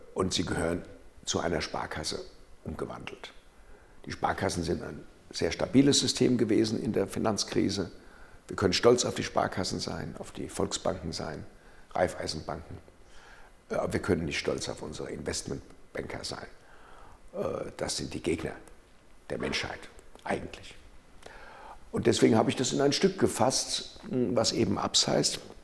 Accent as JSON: {"language": "German", "town": "Frankfurt", "region": "Hesse", "country": "Germany", "tie": "born or raised there", "said": "Ich bin Frankfurt geboren und habe mein Hessenland lieb. Meine Heimat ist"}